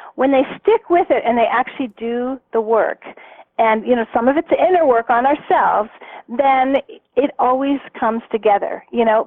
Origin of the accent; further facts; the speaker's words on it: Canada; now in Arizona, United States; I'm Canadian, but I I'm in Arizona right now. Um, but when I lived in Canada